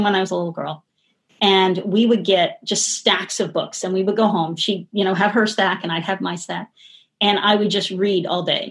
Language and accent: English; Philadelphia, Pennsylvania, United States; I grew up in Philadelphia, outside of Philadelphia